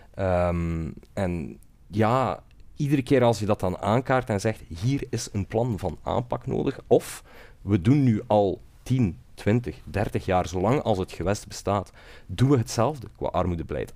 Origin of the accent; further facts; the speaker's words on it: West Flanders, Belgium; now in Brussels, Belgium; Ik kom van iets verder dan Sieltje, uit West-Vlaanderen eh, geboren en getogen